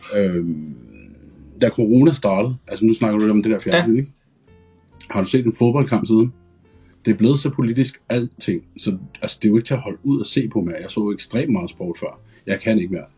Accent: Hørsholm, Capital Region of Denmark, Denmark; Jeg er 38 år, kommer fra Hørsholm

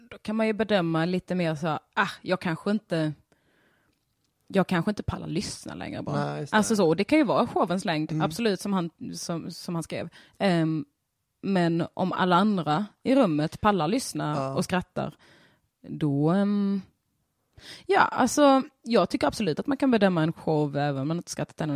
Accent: Skåne, Sweden; accent: Scanian (skånska); min sjungande skånska

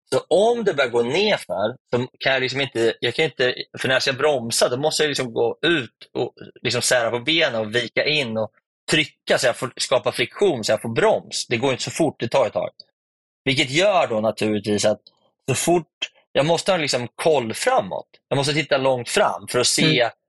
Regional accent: Sweden; Hemma i Sverige

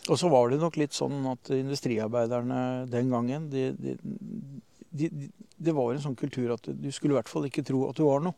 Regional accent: Horten, Vestfold, Norway; also born or lived in Oslo; now in Skien, Norway; jeg er født i Horten ja. i 64

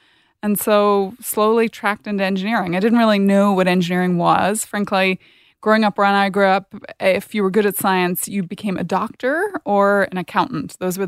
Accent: Northern Ireland, United Kingdom; now in United States; I grew up in Northern Ireland. So I'm a Brit at heart and always will be.

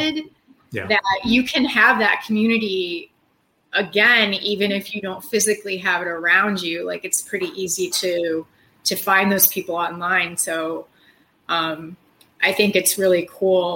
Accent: Midwest, hometown an hour outside Chicago, Illinois, United States; now in Chicago, United States; I'm Midwestern and I grew up eating Midwestern, you know, pretty typical Midwestern diet

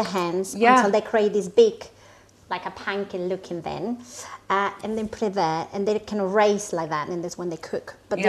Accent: Mexico; moved away

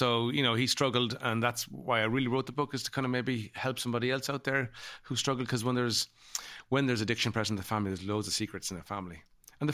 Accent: Ireland; my own experience as a child growing u

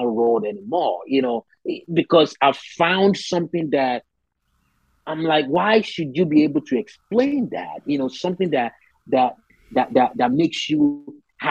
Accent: Nigeria; now in United States; Growing up in Nigeria

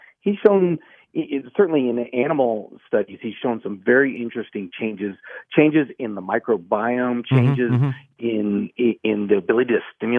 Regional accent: Houston, Texas, United States; moved away as an adult; now in Asheville, United States; I grew up in Houston and loved my hospital there

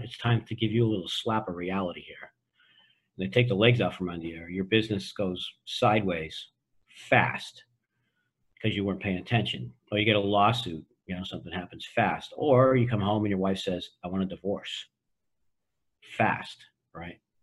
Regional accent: Boston, Massachusetts, United States; I grew up in Boston

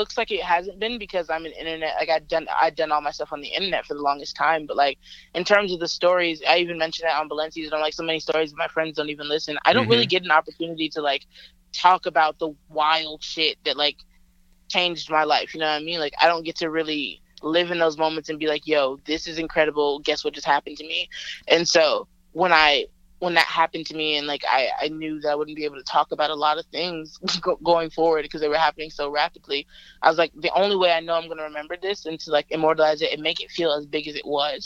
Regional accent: Montgomery, Alabama, United States; moved away; my hometown is Montgomery

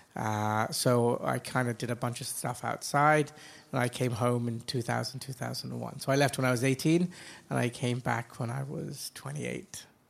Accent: Dubai, United Arab Emirates; also born or lived in England / United States / Asia; I grew up in Dubai. Uh, my family has been here now 40 years, 42 years. So I went to school here.

